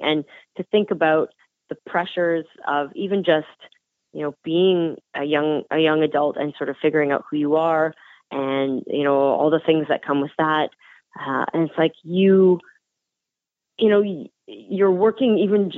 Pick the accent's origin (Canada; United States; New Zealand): Canada; We come from Canada